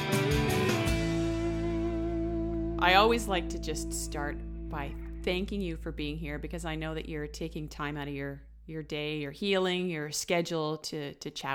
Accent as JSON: {"language": "English", "town": "Sechelt", "region": "British Columbia", "country": "Canada", "tie": "born or raised there", "moved": "yes", "said": "my hometown in Sechelt"}